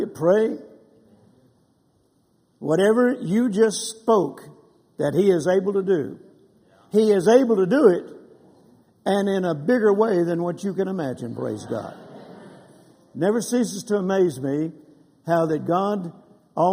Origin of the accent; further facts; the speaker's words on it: Louisiana, United States; also born or lived in Mississippi; now in Texas, United States; I was born in Mississippi and grew up in Louisiana and then got hit to Texas just as fast as I could